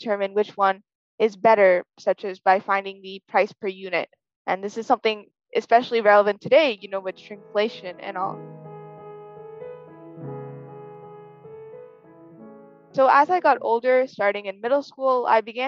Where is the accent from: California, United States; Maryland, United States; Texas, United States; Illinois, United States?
Illinois, United States; Chicago; I'm from Chicago, Illinois